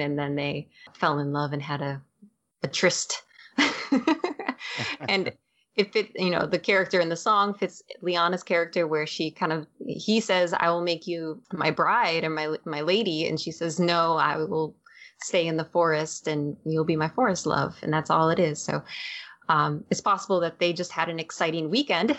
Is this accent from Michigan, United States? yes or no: yes; Michigan, United States; I grew up in Michigan